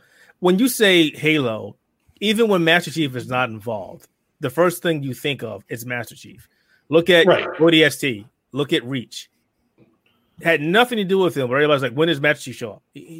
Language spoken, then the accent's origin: English; United States; I'm American